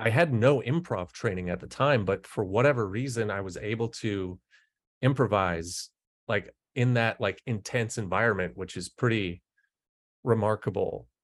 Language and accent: English; Fargo, North Dakota, United States; I'm from Fargo, North Dakota